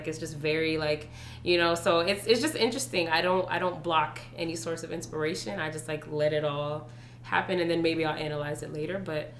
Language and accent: English; Fayetteville, North Carolina, United States; born or raised there; moved away as an adult; also born or lived in Atlanta / Spain; now in New York, United States